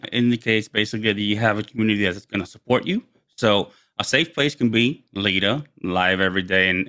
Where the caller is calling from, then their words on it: Herndon, Virginia, United States; I am dialing in from Herndon, Virginia, which is about 30 miles west of Washington, D.C., our capital.